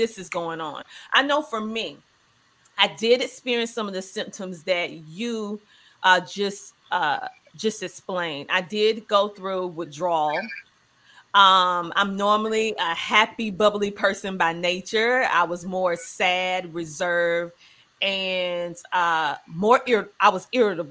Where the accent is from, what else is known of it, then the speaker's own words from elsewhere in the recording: the South, United States; growing up in the South, you just going to therapy is not a conversation